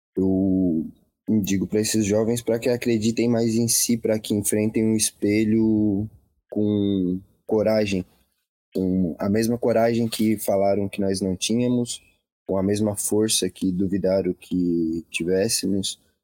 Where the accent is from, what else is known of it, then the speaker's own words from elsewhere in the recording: Laguna, Santa Catarina, Brazil; Eu venho de Laguna, uma cidade com menos de 50 mil habitantes